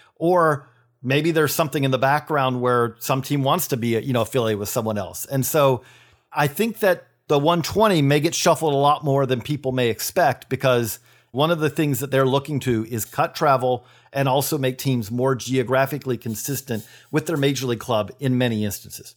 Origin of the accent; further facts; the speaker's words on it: Perry, Georgia, United States; I'm from Perry, Georgia